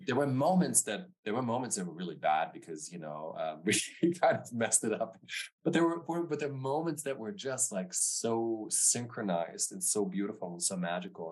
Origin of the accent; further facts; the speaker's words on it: Stuttgart, Baden-Württemberg, Germany; also born or lived in Frankfurt; I was born and raised in Germany, in the southern part of Germany. So, I born near Frankfurt. I grew up in Stuttgart